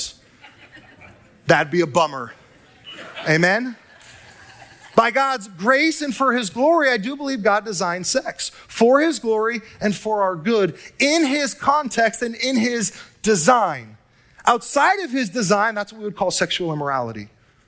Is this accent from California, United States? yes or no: yes; Southern California, United States; now in Northern California, United States; I hail from Southern California and SoCal